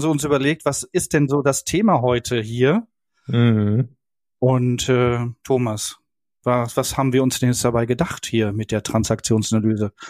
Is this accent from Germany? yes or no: yes; Berlin, Germany; ich als Berliner